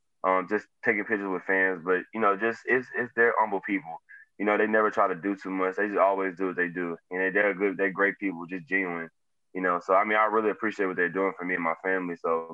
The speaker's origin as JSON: {"language": "English", "town": "Houston", "region": "Texas", "country": "United States", "tie": "born or raised there", "said": "They all from my hometown, Houston."}